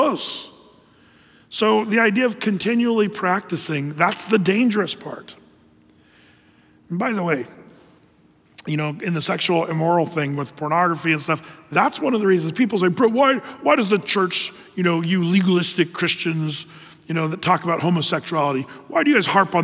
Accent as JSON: {"language": "English", "town": "Ashland", "country": "United States", "tie": "born or raised there", "said": "growing up in Ashland, going to school down there"}